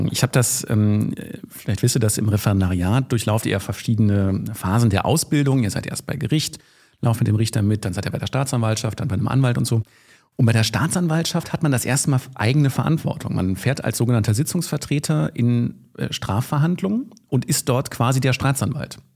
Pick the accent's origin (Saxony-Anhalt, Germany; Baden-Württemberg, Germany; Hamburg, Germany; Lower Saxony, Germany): Lower Saxony, Germany; now in Düsseldorf, Germany; Ich bin eigentlich Niedersachse, äh, arbeite aber in Düsseldorf, habe eine eigene Kanzlei dort